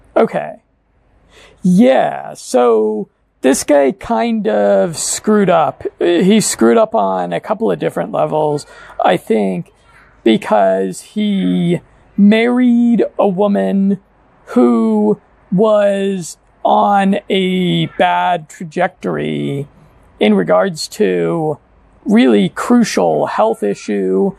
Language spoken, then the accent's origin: English; United States; moved away; half the guys and gals that I grew up with in America